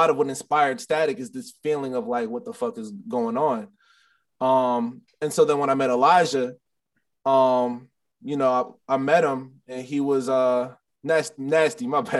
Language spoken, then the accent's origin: English; Maryland, United States; also born or lived in Illinois; Cause I'm originally from Maryland, but I lived in Illinois, and I lived in like a small little rural town.